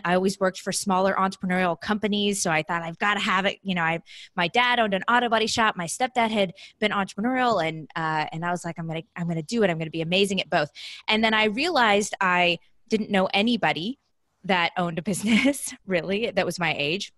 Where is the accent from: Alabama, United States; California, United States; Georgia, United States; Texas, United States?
California, United States; Southern; moved away as an adult; also born or lived in Columbus, Ohio; now in San Diego, United States; I'm originally from Southern California.